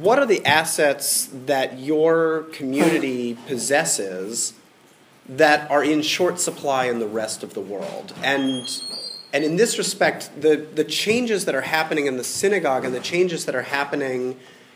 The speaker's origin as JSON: {"language": "English", "town": "Atlanta", "region": "Georgia", "country": "United States", "tie": "born or raised there", "said": "as a boy growing up in Midtown Atlanta"}